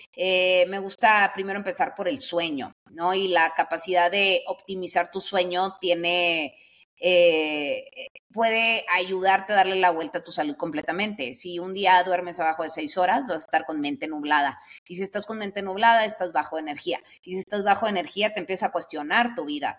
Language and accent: Spanish; Sonora, Mexico; yo soy de Sonora